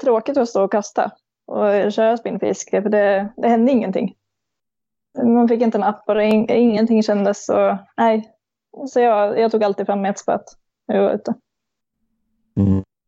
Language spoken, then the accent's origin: Swedish; Kungsgården, Gävleborg County, Sweden; kommer ja, en liten bit utanför Gävle, Kungsgården, eh, växte jag upp